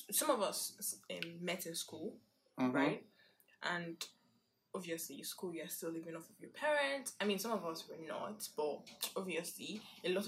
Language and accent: English; Ogun State, Nigeria; also born or lived in Akwa Ibom; I'm literally from Ogun State